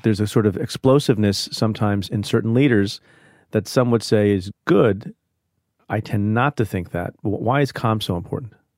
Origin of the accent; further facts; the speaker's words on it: India; now in United States; I was born in India.